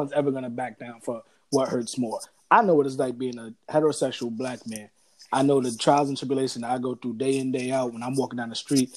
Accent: New York City, New York, United States; I'm black. I'm from the Bronx, right? I'm in my hood

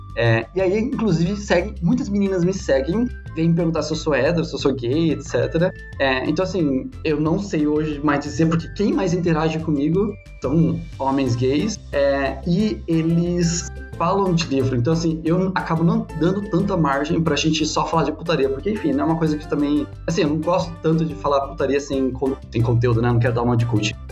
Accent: Curitiba, Paraná, Brazil; now in São Paulo, Brazil; eu sou de Curitiba, moro aqui em São Paulo

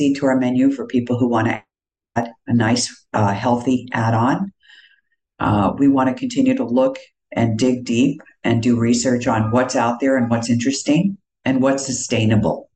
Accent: East Coast, United States; moved away; also born or lived in Northern Virginia / New York; I grew up on the East Coast, and one thing I remember clearly, both Northern Virginia outside of Washington and New York, which are the two places I lived most of my life before moving here

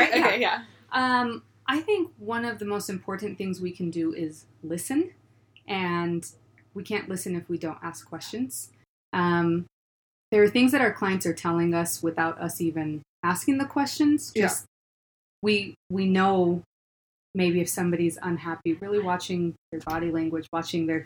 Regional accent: Washington, United States; now in Utah, United States; We're originally from Washington. That's where our home base is at.

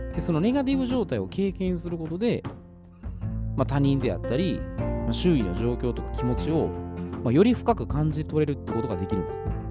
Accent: Osaka, Japan; accent: Kansai dialect; 私は大阪人

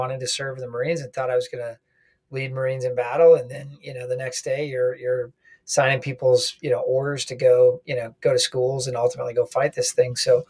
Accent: Minnesota, United States; also born or lived in Washington, D.C.; My background, I grew up in Minnesota, finally grew up my hockey hair here, during the pandemic, went to University of Minnesota

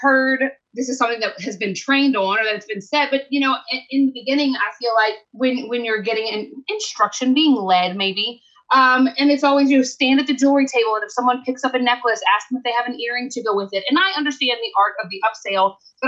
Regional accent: the South, United States; I'm from the South

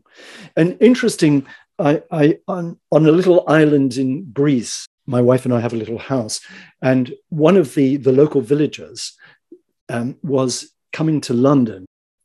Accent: New Zealand; moved away as an adult; also born or lived in Japan; now in England, United Kingdom; I'm an actor from New Zealand.

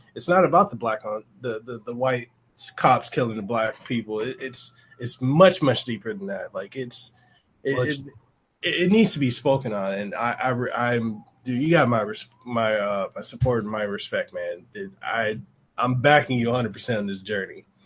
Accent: Memphis, Tennessee, United States; I grew up in Memphis

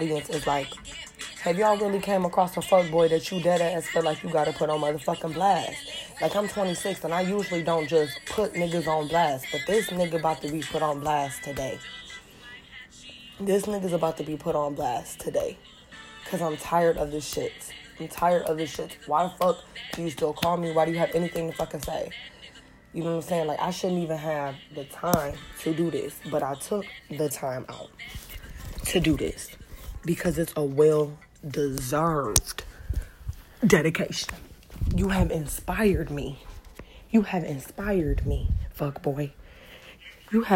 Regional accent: Detroit, Michigan, United States; I'm from Detroit

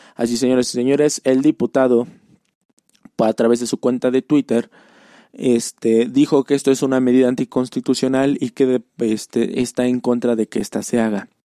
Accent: Puebla, Mexico; yo soy de Puebla Capital

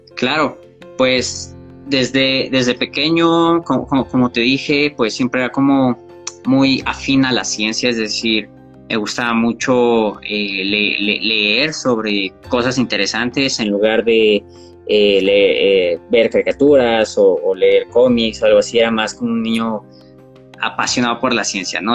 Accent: Mexico; tengo 24 años, soy de México

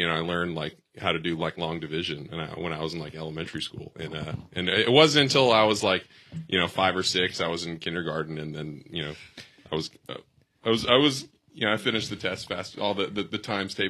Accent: Memphis, Tennessee, United States; I'm from Memphis

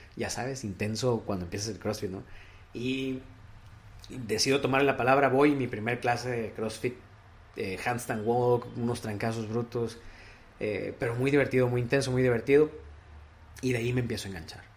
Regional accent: Piedras Negras, Coahuila, Mexico; moved away as an adult; now in Monterrey, Mexico; De Piedras Negras, Coahuila

